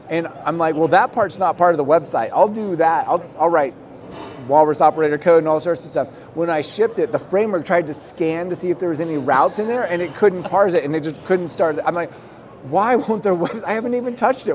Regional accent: Portland, Oregon, United States; also born or lived in Germany; in Portland, my hometown

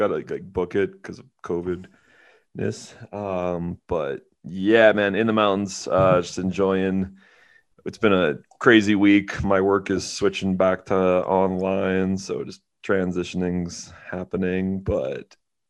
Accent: Alberta, Canada; I'm from Alberta

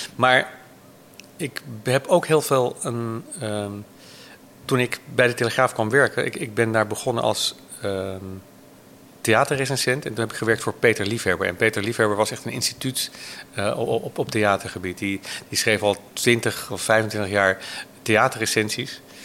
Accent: Hoorn, North Holland, Netherlands; Ik ben geboren uit Horen en heb het VWO gedaan

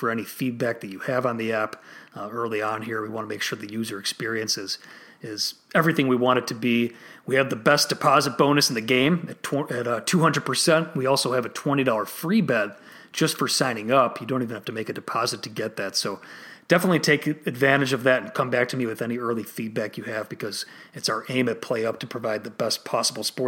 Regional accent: Illinois, United States; my home state of Illinois

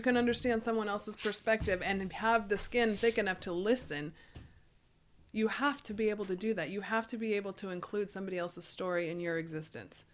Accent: United States

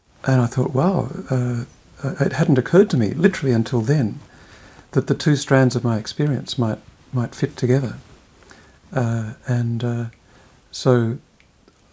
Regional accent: Australia; moved away as an adult; I was going to primary school in the 60s, secondary school in the 70s.

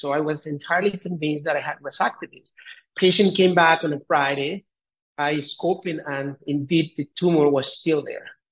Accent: Colombia; moved away as an adult; also born or lived in Bogota, Colombia / Canada; I'm originally from Colombia and I uh, did my med school. I'm from a very small town here in Colombia. I I uh, went to Bogota, did my high school there

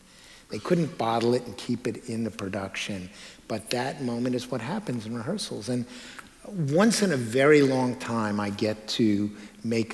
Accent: New York City, New York, United States; accent: Brooklyn; my Brooklyn accent

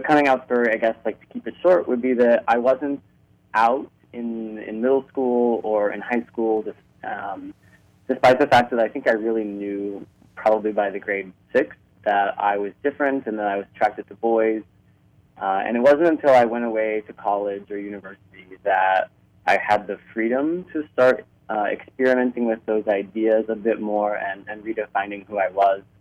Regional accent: Cincinnati, Ohio, United States; moved away as an adult; now in Toronto, Canada; I grew up in Cincinnati, Ohio

